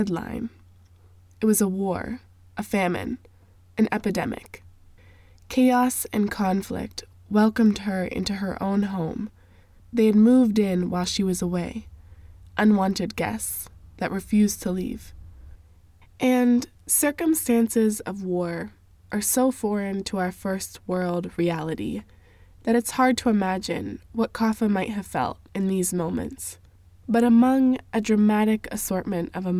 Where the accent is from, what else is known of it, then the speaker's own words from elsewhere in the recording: West Virginia, United States; my childhood growing up in West Virginia as an evangelical Christian farm child